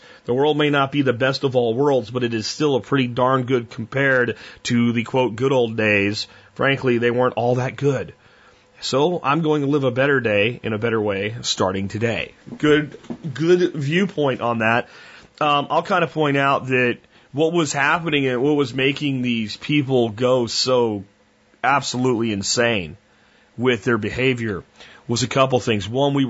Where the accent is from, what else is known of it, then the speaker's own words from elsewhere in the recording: Pennsylvania, United States; I'm from Pennsylvania